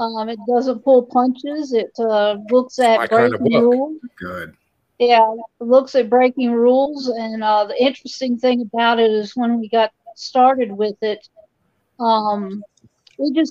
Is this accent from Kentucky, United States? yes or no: yes; Kentucky, United States; also born or lived in Philadelphia area; now in New Jersey, United States; I live in New Jersey, but obviously this is not a New Jersey accent that you're hearing. I grew up in Kentucky